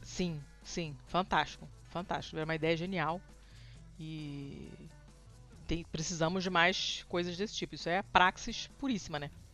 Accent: Brazil; a gente é brasileiro

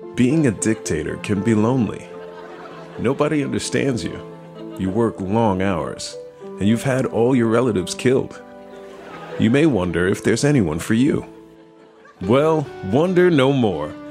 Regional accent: Kansas, United States; growing up in Kansas

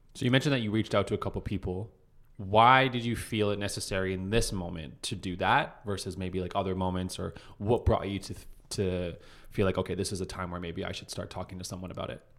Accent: Calgary, Alberta, Canada; moved away; I'm from Calgary.

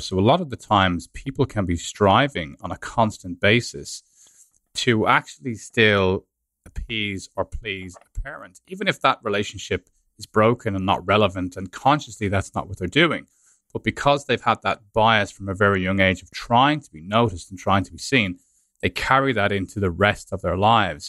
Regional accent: Ireland; moved away as an adult; also born or lived in London

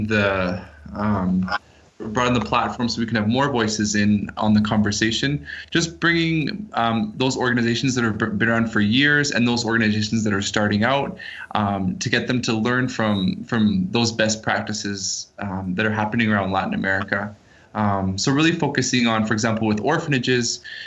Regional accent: Canada; moved away as an adult; now in Guatemala; I was born and raised in Canada

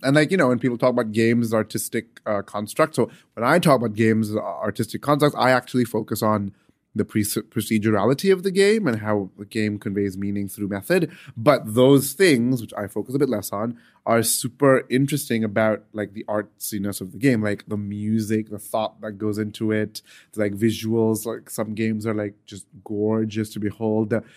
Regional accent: United Arab Emirates; I grew up in the United Arab Emirates

